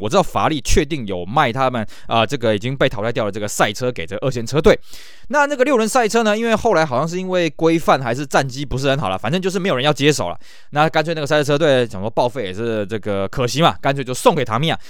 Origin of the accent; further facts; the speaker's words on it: Taiwan; 因为我们台湾人在日本人眼中算是外国人嘛